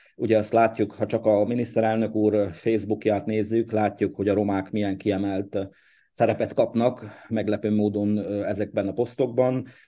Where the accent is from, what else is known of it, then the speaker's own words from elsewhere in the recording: Székely Land, Romania; now in Hungary; én Székelyföldről születtem